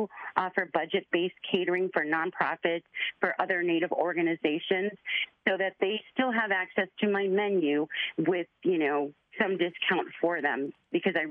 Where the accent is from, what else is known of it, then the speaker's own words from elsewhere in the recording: Chicago, Illinois, United States; I grew up in Chicago, 250 miles away from my reservation.